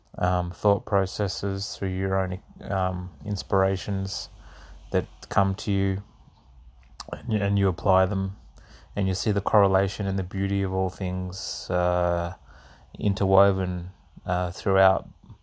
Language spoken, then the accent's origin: English; Australia; also born or lived in Netherlands; My upbringing was I was born in the Netherlands and lived there for a few years. Then we moved to Australia, and started in the southern states, and we sort of gradually moved up the east coast